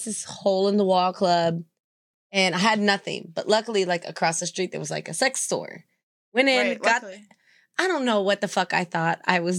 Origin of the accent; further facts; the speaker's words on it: Arkansas, United States; I'm from Arkansas